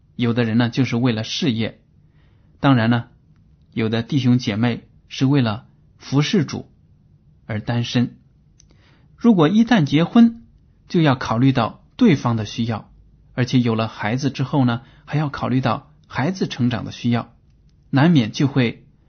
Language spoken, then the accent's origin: Chinese; China; 我们中国人